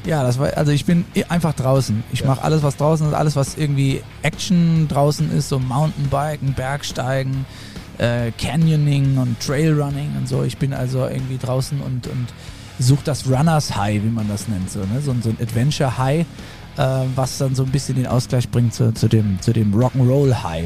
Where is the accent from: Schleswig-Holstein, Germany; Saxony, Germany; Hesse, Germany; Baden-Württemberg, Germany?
Hesse, Germany; Für mich als äh, Hesse